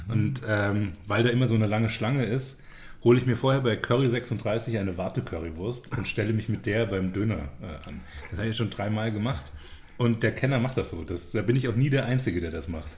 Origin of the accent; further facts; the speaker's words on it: Zweibrücken, Rhineland-Palatinate, Germany; now in Munich, Germany; da, wo ich herkomme, Zweibrücken in der Pfalz